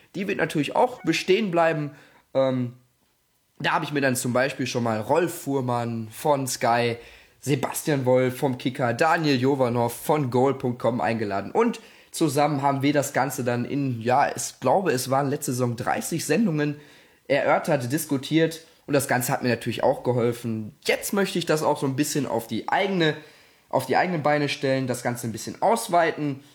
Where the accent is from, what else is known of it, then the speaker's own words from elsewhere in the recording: Gelsenkirchen, North Rhine-Westphalia, Germany; ich komme aus Gelsenkirchen